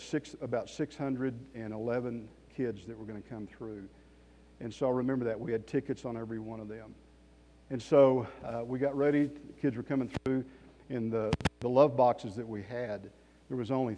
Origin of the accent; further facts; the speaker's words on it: Amarillo, Texas, United States; moved away as an adult; now in Colorado Springs, United States; I'm from Amarillo, Texas. I pastored on staff at Trinity Fellowship Church for 30 years. I've been in Colorado Springs for 6 years